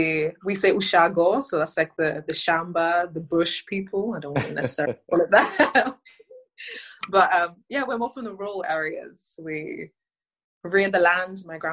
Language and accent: English; London, United Kingdom; also born or lived in Kenya; I'm originally from London. Ethnically, my heritage is from Kenya, born and raised in the UK.